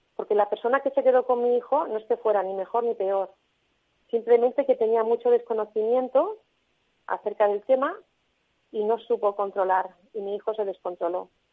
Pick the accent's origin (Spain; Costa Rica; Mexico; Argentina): Spain; Tarragona, Catalonia; aquí en, Tarragona, porque nosotros somos de Tarragona